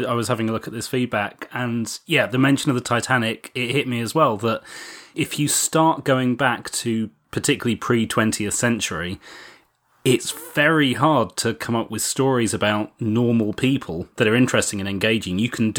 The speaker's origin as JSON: {"language": "English", "country": "United Kingdom", "said": "I'm too British."}